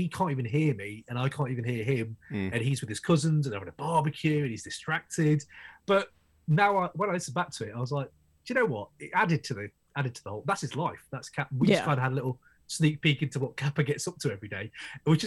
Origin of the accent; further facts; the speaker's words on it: United Kingdom; I run the Crate 808 podcast from the UK, obviously, from my accent, you can tell